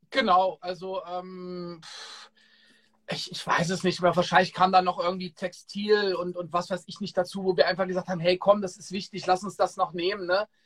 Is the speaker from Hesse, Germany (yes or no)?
yes; Kassel, Hesse, Germany; So, jetzt kennst du ja meine Homebase, wo ich herkomme. Kassel.